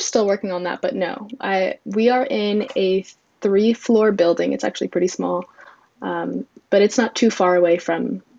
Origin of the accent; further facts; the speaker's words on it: New Jersey, United States; moved away; I'm originally from New Jersey